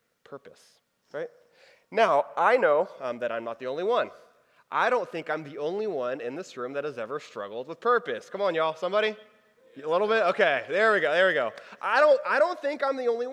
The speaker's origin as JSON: {"language": "English", "region": "Texas", "country": "United States", "moved": "yes", "said": "I'm from Texas. I went to college in Texas."}